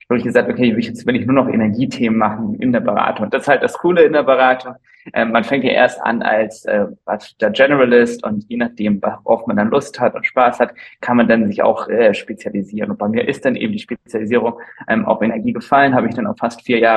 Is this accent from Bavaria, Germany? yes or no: no; Flensburg, Schleswig-Holstein, Germany; also born or lived in London; ich komme ursprünglich aus Flensburg, also aus dem hohen Norden, habe dann meinen Bachelor an der WAU gemacht, dann meinen Master in London